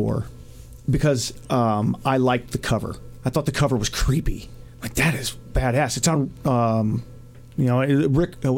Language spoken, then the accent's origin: English; United States; I'm American